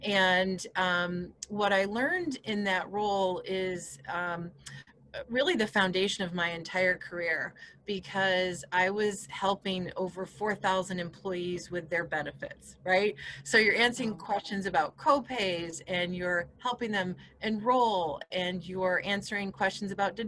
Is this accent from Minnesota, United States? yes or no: no; New York, United States; accent: Midwestern; It's about, everybody hears I'm from New York and they wonder where the accent is. It's more of a Midwestern accent than a city accent, because this region of New York is about a 5-hour drive from New York City.